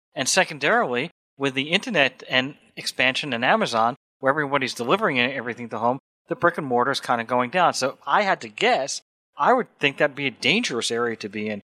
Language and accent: English; New York, United States; I grew up in New York